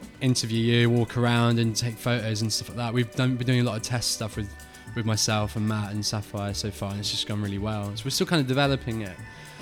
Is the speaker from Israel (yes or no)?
no; Chandler's Ford, South East England, United Kingdom; also born or lived in Bournemouth; I grew up in Chandler's Ford, and I say grew up, I moved there when I was 12, 13